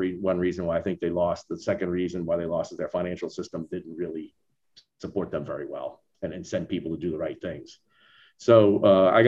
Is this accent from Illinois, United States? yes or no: no; New Orleans, Louisiana, United States; also born or lived in Ohio; now in Texas, United States; I'm from New Orleans